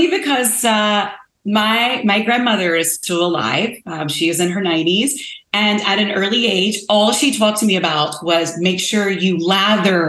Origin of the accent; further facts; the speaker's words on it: the South, United States; moved away; I am originally from the South. I mean, I'm from the South. So my Southern roots, when I go home, what my mother's going to make me is grits